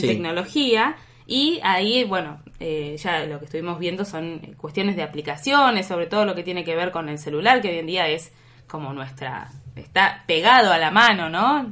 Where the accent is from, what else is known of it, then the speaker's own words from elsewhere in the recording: Trelew, Chubut, Argentina; also born or lived in Buenos Aires; yo soy de Buenos Aires, pero crecí y viví la mayor parte de mi vida acá en Treleu